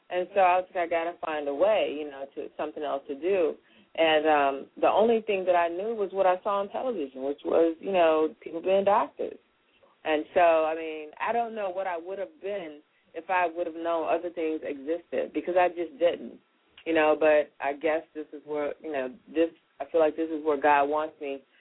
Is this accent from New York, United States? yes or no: no; Tennessee, United States; born or raised there; moved away; also born or lived in Chicago